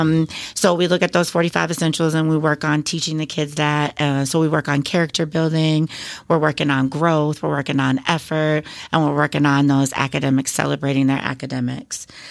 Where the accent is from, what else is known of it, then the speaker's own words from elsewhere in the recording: Beloit, Wisconsin, United States; also born or lived in Oshkosh, Wisconsin; I come from kind of a couple large families in the Beloit and South Beloit area